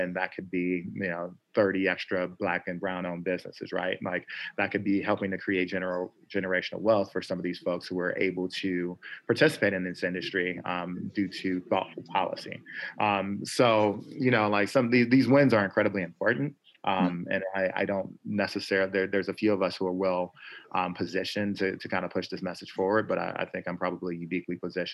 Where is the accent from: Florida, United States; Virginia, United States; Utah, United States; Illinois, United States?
Illinois, United States; Chicago; moved away; I'm from Chicago originally